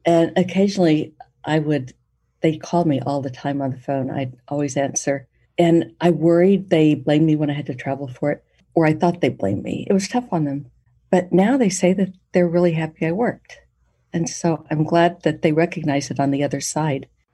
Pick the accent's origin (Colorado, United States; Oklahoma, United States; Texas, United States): Oklahoma, United States; Poteau; Growing up in Poto, we didn't have enough people to really field every sport and every activity